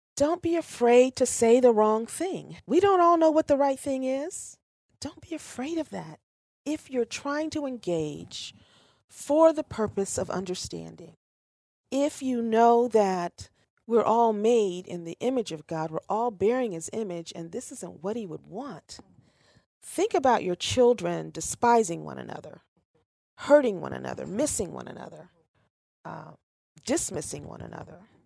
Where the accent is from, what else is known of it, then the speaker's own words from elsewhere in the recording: Ohio, United States; I was born in Ohio. This is home.